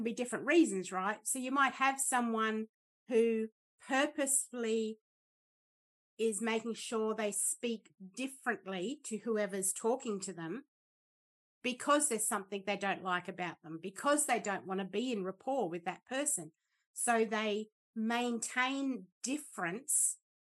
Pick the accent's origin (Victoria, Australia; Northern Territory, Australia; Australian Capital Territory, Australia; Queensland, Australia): Northern Territory, Australia; Darwin; I grew up in Darwin in the Northern Territory